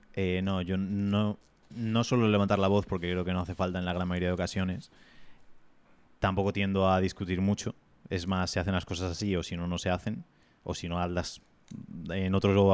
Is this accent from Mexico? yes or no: no; Spain; somos tan sumisos como sociedad española